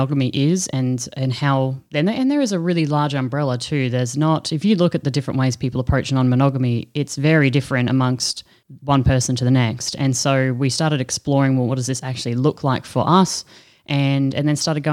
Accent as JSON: {"language": "English", "country": "Australia", "said": "we're actually both from Australia"}